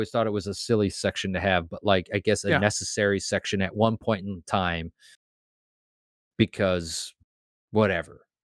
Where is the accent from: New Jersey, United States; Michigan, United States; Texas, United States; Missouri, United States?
Missouri, United States; Kansas City; Because I'm from Kansas City. I'm actually technically not from Kansas City, Missouri. I was raised in Kansas City, Missouri. But I'm one of five.